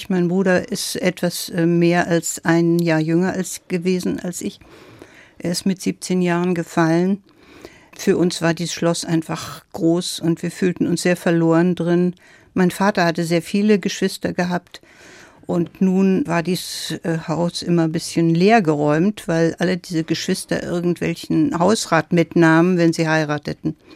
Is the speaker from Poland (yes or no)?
yes; Silesian Voivodeship, Poland; Ja, mein erstes Leben begann in meiner Heimat in Schlesien. Ich bin auf dem Land aufgewachsen, auf einem ziemlich großen Gut in einer sehr traditionellen preußischen Familie